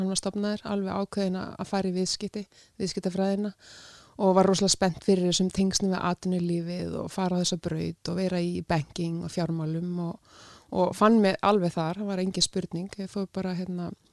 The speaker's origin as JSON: {"language": "Icelandic", "region": "North Iceland", "country": "Iceland", "moved": "yes", "lives_now": "Reykjavík, Iceland", "said": "ég er að norðan, ég er skaffringur"}